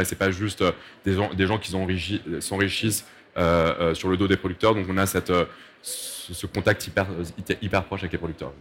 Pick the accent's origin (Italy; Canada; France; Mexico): Mexico; je suis mexicain